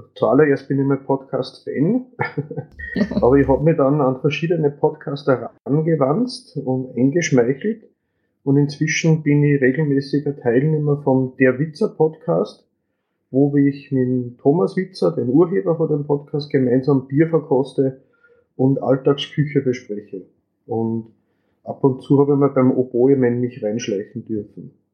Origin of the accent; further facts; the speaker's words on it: Upper Austria, Austria; wie man hört vom Dialekt, ich bin aus Österreich, aus Oberösterreich